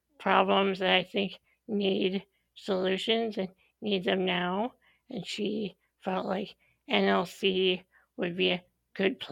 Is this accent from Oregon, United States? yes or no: no; Illinois, United States; moved away as an adult; now in Madison, United States; I grew up in Illinois, and I moved to the Madison area of Wisconsin a little over 10 years ago for grad school